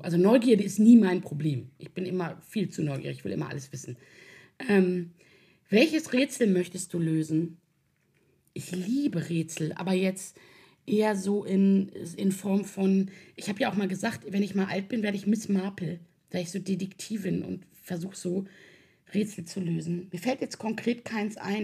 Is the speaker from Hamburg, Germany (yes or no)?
yes; Hamburg, Germany; also born or lived in Swabia; ich komme aus Hamburg. Äh, ich bin aber halb schwäbisch äh, ich bin sozusagen äh, halb hamburgerisch, halb schwäbisch